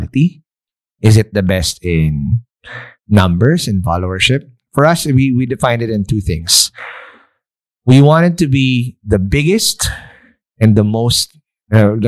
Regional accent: Philippines; a brown ass Filipino like me

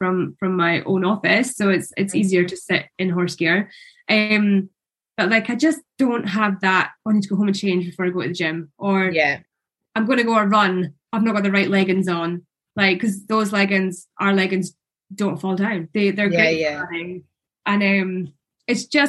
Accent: Scotland, United Kingdom; I'm Scottish

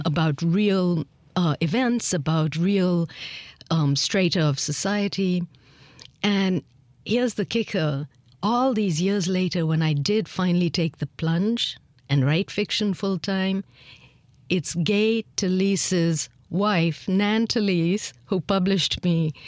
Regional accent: India; accent: lingering traces of British influence; moved away as an adult; also born or lived in Miami, United States; growing up in India, and I was born after independence, so I was born in a free India

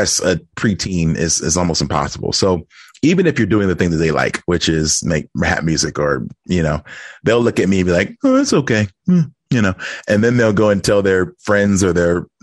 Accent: Philadelphia, Pennsylvania, United States; I'm from Philadelphia

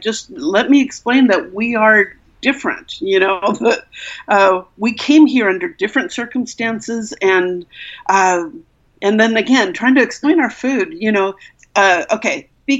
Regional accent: Culver City, California, United States; I grew up in Culver City, which is that's where Sony Pictures is.

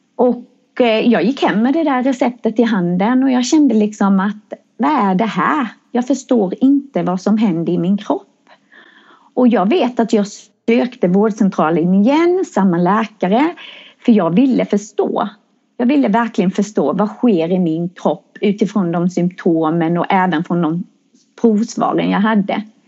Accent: Växjö, Kronoberg County, Sweden; jag kommer från Växjö.

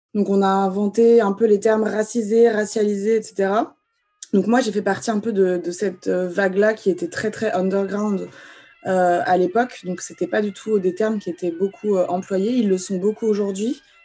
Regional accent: Vendée, Pays de la Loire, France; also born or lived in Algeria; moi j'ai grandi dans la campagne française, j'ai grandi en Vendée

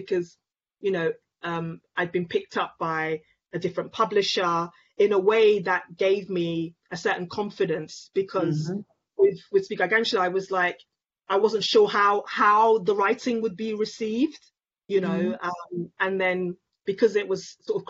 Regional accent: London, United Kingdom; a young Black woman growing up in London, Nigerian, but also British

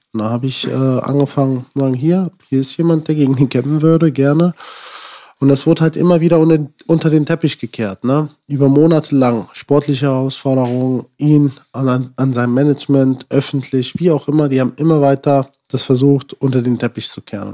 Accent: Germany; ich bin in Deutschland geboren, ich habe einen deutschen Pass

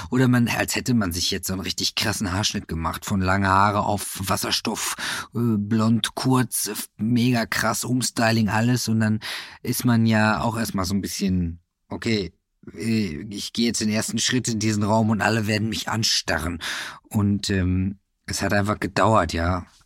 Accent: Kevelaer, North Rhine-Westphalia, Germany; Im Kevela. Das ist ein Wallfahrtsort an der holländischen Grenze.

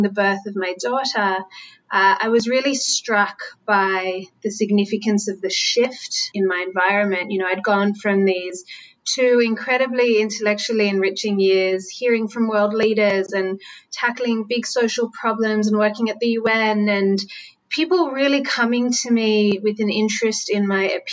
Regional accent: Sydney, New South Wales, Australia; moved away as an adult; now in New York, United States; As you might be able to hear, I'm not from New York where I'm based. I'm a Sydney-sider

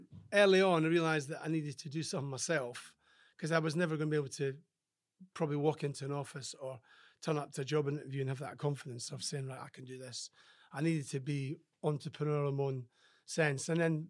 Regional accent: Scotland, United Kingdom; Do you know, my life was pretty good as a farmer's son.

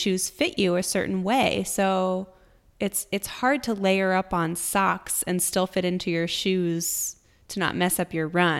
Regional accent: New York, United States; now in Austin, United States; I came from New York and I used to run, you know, training through winter was tough

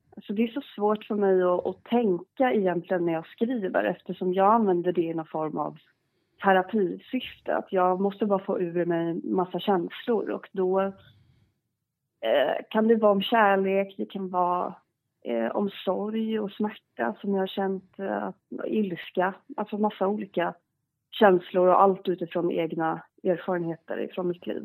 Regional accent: Garda, Gotland, Sweden; also born or lived in Stockholm; jag är uppvuxen på eh, sydöstra delen, eh, ett, en liten, liten ort som heter Garda

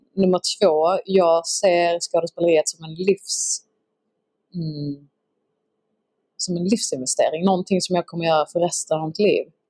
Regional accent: Skåne, Sweden; accent: Scanian (skånska); när jag snackar skånska

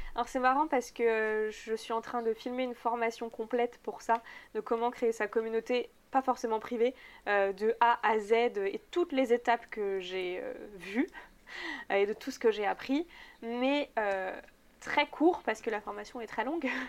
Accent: Megève, Auvergne-Rhône-Alpes, France; je venais du coup de Megève

